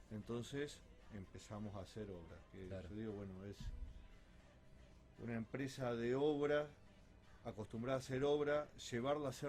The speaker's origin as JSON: {"language": "Spanish", "town": "Rosario", "region": "Santa Fe", "country": "Argentina", "said": "me gusta mi ciudad, me gusta Rosario."}